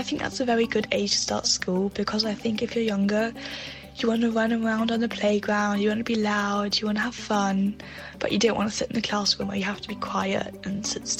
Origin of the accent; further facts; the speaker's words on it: Berlin, Germany; I am 13 years old and I'm from Berlin.